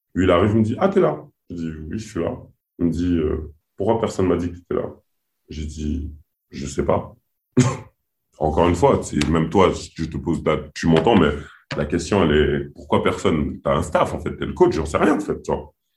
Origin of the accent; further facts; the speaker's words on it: French Guiana; je suis Guyanais.